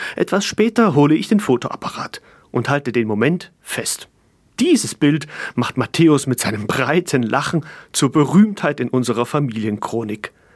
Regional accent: East Germany, Germany; also born or lived in Fulda; meine Kindheit in der DDR

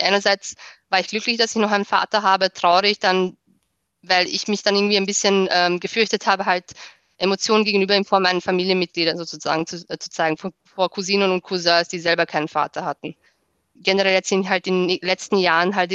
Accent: Austria; Genau, ich bin Österreicherin.

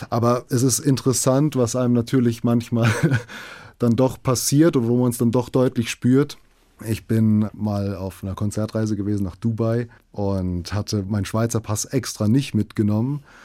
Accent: Frankfurt, Hesse, Germany; also natürlich ich bin in, in Frankfurt aufgewachsen und ich finde, es ist ein, eine wunderbare Stadt.

